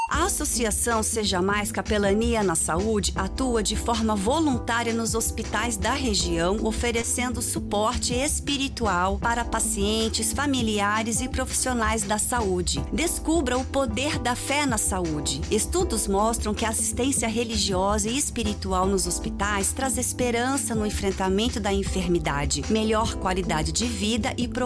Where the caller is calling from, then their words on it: Taubaté, São Paulo, Brazil; Ô, Tatiane … sou aqui de Taubaté. Eu escuto seu programa todos os sábados, não perco.